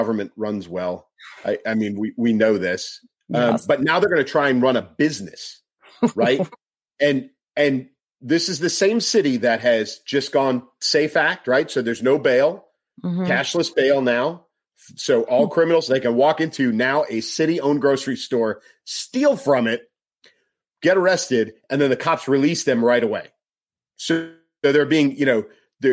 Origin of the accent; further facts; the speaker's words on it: Chicago, Illinois, United States; my hometown. I'm a Chicago kid, born and raised